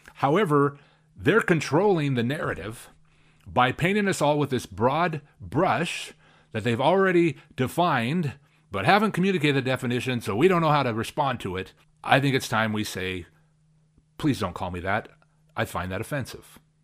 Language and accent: English; Spokane, Washington, United States; here in my hometown, where I was born and raised